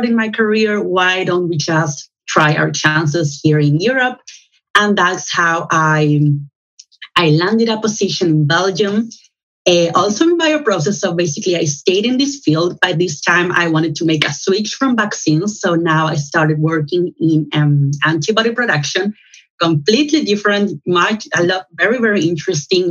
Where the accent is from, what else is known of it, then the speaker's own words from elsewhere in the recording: Chile; moved away as an adult; also born or lived in Santiago, Chile; now in Amsterdam, Netherlands; I am originally from Chile in Latin America